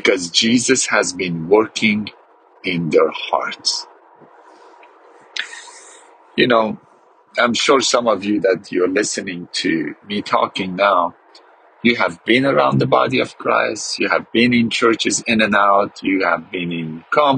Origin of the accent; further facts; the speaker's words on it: Iran; I grew up in Iran and grew up as a Muslim